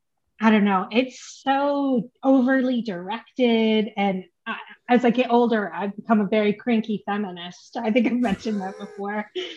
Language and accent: English; United States; born there; I mean, I was born in the States, but anyway